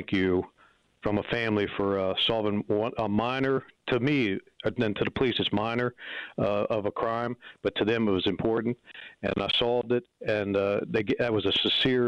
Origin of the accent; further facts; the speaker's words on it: Thurmont, Maryland, United States; I came back to my hometown to be police chief